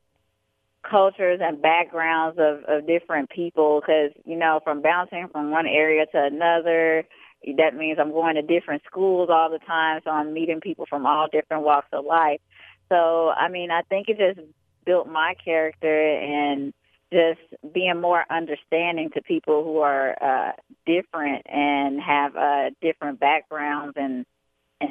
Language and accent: English; Chicago, Illinois, United States; also born or lived in Atlantic City, New Jersey / Bronx, New York; I was born in Atlantic City, New Jersey, but I was raised in Chicago, Illinois, and I come from a military background